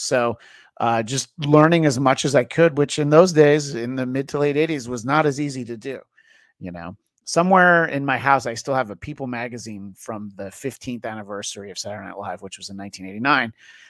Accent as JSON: {"language": "English", "region": "New York area", "country": "United States", "tie": "born or raised there", "said": "I grew up in the New York area."}